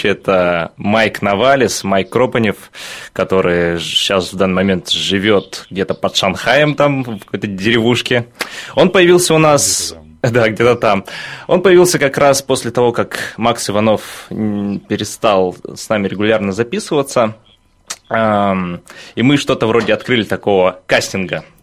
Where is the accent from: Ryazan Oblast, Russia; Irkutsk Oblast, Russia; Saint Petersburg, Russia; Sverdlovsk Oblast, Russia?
Irkutsk Oblast, Russia; Irkutsk; also born or lived in Chukotka; Родился на Чукотке и спустя долгие скитания моих родителей по России очутился в славном городе Иркутске, где я пошел в пятый класс, в такую экспериментальную школу-лицей.